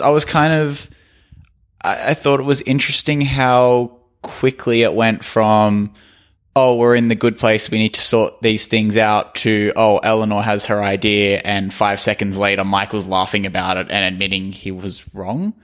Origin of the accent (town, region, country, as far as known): Australia